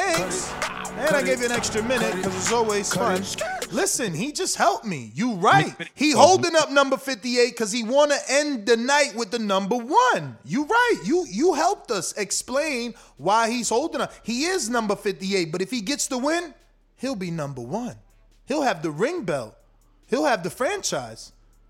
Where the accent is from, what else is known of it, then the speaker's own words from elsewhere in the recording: tri-state area, United States; I'm an 80s baby grown up in the tri-state, man.